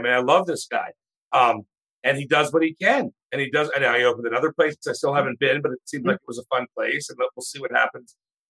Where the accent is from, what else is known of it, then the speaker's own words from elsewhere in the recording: Maryland, United States; we're from Maryland. We're both from Maryland.